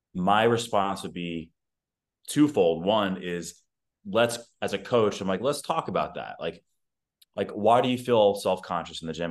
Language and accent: English; New York, United States; now in Austin, United States; I currently reside in Austin, Texas. I'm from New York